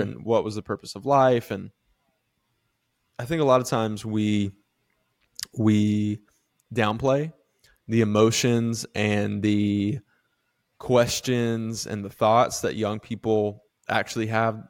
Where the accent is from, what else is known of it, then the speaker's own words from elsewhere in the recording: Live Oak, Florida, United States; moved away; also born or lived in the Carolinas; grew up in a really small town called Live Oak